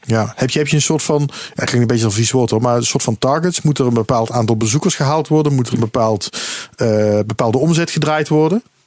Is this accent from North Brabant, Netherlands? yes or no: no; Maastricht, Limburg, Netherlands; now in Utrecht, Netherlands; Ik ben, opgegroeid in Maastricht